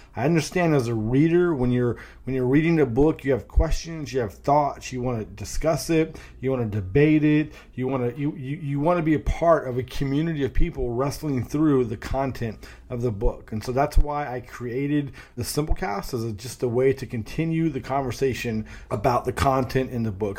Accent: Northern California, United States; now in Raleigh, United States; I grew up in Northern California

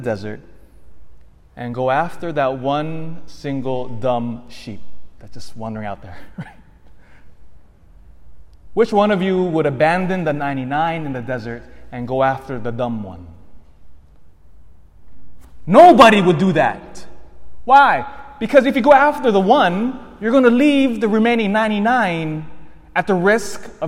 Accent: Elk Grove, United States; I grew up in Elk Grove

